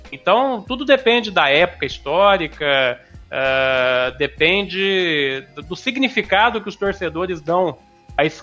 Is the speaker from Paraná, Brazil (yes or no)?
yes; Paraná, Brazil; sou, sou, sou do Paraná, né?